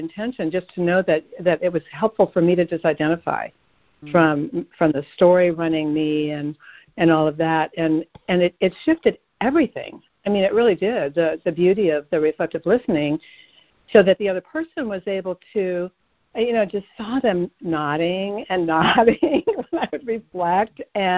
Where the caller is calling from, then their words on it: Asheville, North Carolina, United States; I'm calling from Asheville.